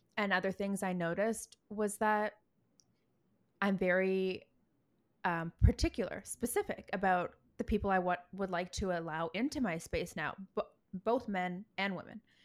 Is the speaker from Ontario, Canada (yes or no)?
yes; Toronto, Ontario, Canada; now in Vancouver, Canada; back home where I'm from. I'm from Toronto